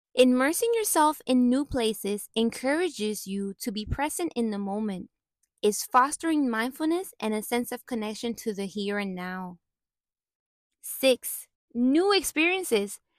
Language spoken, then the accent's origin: English; Puerto Rico; I was born and raised in Puerto Rico